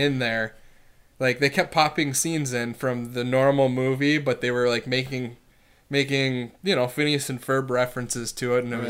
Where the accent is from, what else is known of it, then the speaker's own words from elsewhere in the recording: Wisconsin, United States; We're from Wisconsin.